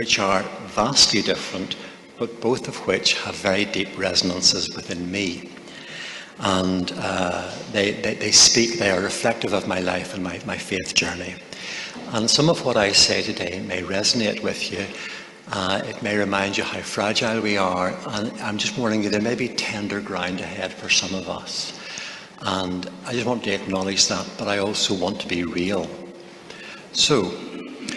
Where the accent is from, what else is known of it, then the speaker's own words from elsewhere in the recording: Northern Ireland, United Kingdom; I was raised in Northern Ireland in a Christian family